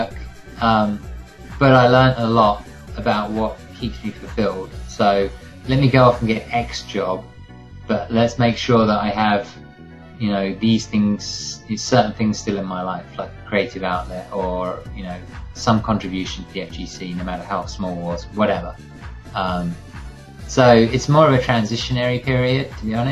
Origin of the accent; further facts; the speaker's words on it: Worthing, South East England, United Kingdom; moved away as an adult; also born or lived in London; now in New York, United States; I'm not from London. I'm from the south coast, from a little town called Worthing